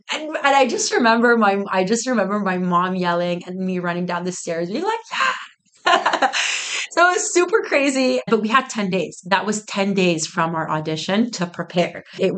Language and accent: English; Oakville, Ontario, Canada; I'm from Nuba. We're from Oakville